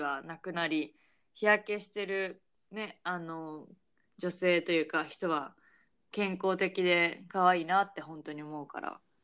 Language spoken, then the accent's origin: Japanese; Japan; moved away as an adult; also born or lived in Canada / United States; 日本で育ってきた